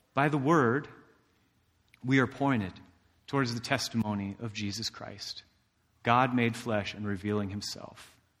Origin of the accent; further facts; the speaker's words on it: Indiana, United States; I'm from Indiana